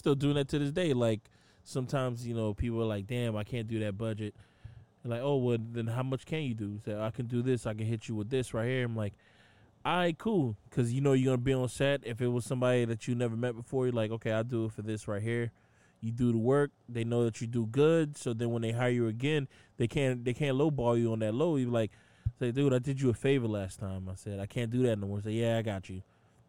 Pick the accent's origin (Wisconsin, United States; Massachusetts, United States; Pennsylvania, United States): Massachusetts, United States; Boston; accent: Boston; My Boston fucking accent. I'm really from Boston, you guys.